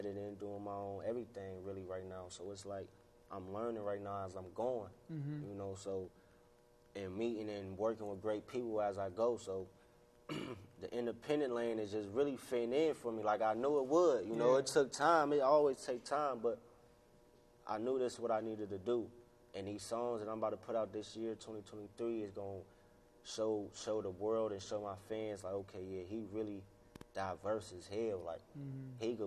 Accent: Warren, Ohio, United States; also born or lived in Pennsylvania; I was born in Ohio, Warren, on the east side

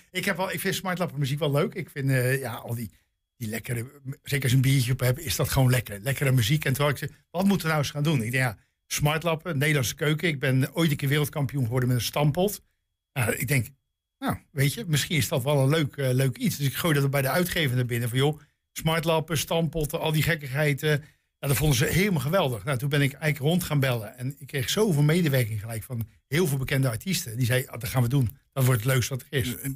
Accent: Rotterdam, South Holland, Netherlands; Peter Beentje ga ik varen op de gracht in Amsterdam als Rotterdammer.

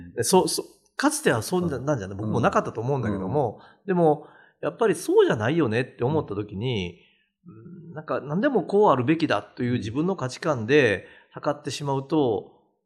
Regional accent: Awaji Island, Hyogo, Japan; 僕も淡路島の温泉旅館で育った

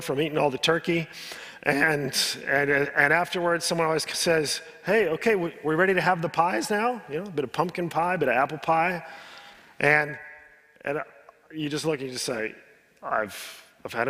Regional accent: United States; I'm an American

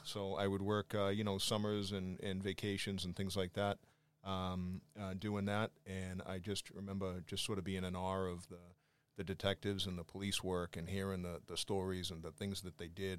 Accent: Quincy, Massachusetts, United States; accent: Boston; also born or lived in Brunswick, Georgia; I jumped at the chance to go to work for my hometown

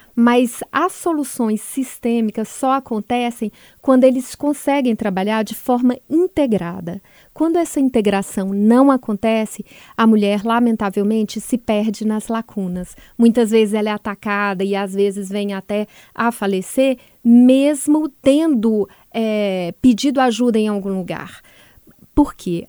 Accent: Belo Horizonte, Minas Gerais, Brazil; moved away; ao meu estado natal

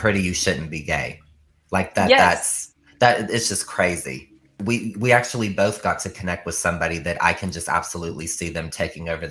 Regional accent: Ohio, United States; I'm from Ohio

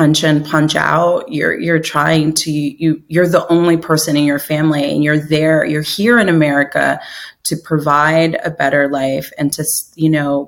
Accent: New York City, New York, United States; I grew up in New York City, was born in Queens, and, you know, an immigrant family.

